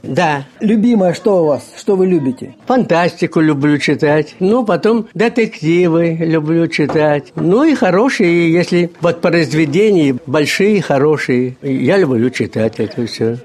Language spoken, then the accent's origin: Russian; Maslovka, Voronezh Oblast, Russia; also born or lived in Kazakhstan; now in Voronezh, Russia; Масоловка моя, масоловка, дорогое родное село